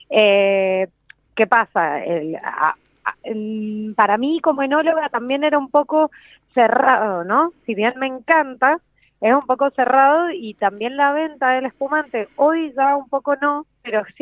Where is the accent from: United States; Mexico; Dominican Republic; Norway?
Norway; yo, soy de Noruega, me recibí en Mendoza y he, tenido la oportunidad de poder viajar en diferentes países capacitándome